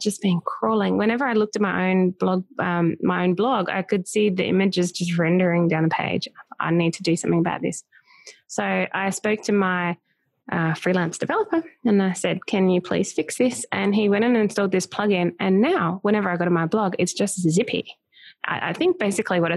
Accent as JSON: {"language": "English", "country": "Australia", "said": "I'm from Australia. Yep. We speak British English over here."}